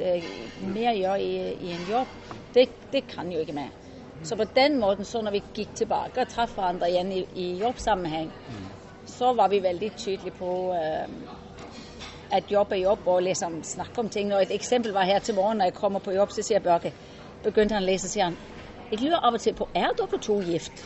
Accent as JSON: {"language": "Norwegian", "country": "Norway", "also_born_or_lived": "Denmark", "said": "Jeg er jo norsk på papir og dansk i sinnet"}